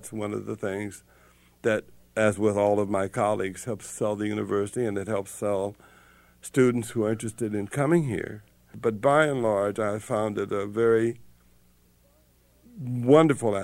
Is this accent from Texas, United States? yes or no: no; Indianapolis, Indiana, United States; now in Bloomington, United States; I grew up in Indianapolis